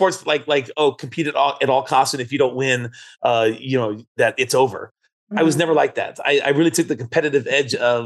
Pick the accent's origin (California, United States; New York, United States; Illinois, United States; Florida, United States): California, United States; San Francisco; We grew up in San Francisco